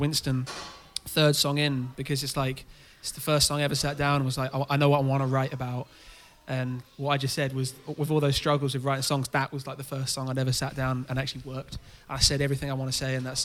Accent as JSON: {"language": "English", "town": "Haverhill", "region": "East of England", "country": "United Kingdom", "tie": "born or raised there", "also_born_or_lived": "London", "moved": "as an adult", "lives_now": "Cambridge, United Kingdom", "said": "I'm from near Haverhill"}